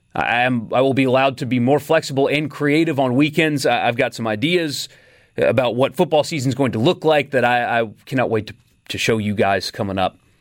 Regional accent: South Carolina, United States; also born or lived in California; now in Mississippi, United States; I grew up in South Carolina

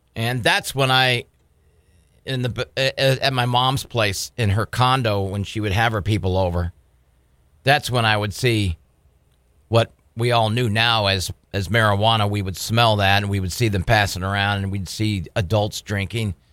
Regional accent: San Diego, California, United States; now in Bismarck, United States; growing up in San Diego

